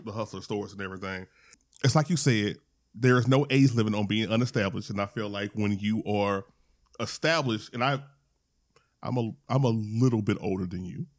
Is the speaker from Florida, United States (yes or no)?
no; Louisiana, United States; I'm from Louisiana